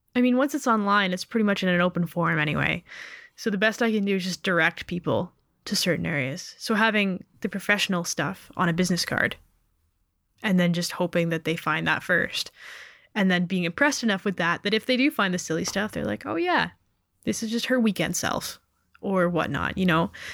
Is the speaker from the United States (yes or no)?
no; Canada; Being born Canadian